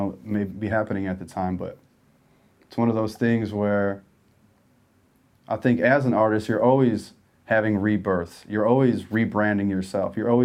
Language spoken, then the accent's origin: English; Chicago, Illinois, United States; Chicago just really birthed that hustle, I think, in both of us